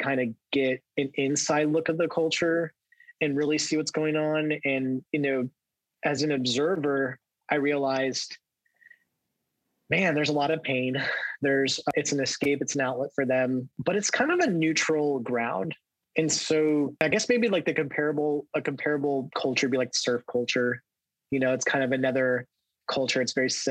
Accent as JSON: {"language": "English", "region": "Southern California", "country": "United States", "tie": "born or raised there", "said": "I grew up in Southern California"}